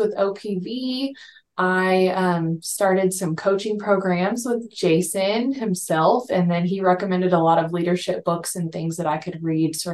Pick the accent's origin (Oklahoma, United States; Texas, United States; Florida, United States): Texas, United States; moved away as an adult; also born or lived in Colorado; I born and raised in Texas. I moved away to Colorado for a little bit